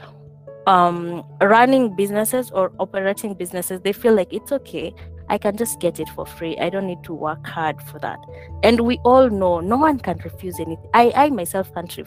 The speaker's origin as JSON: {"language": "English", "country": "Kenya", "moved": "yes", "said": "I'm from Kenya."}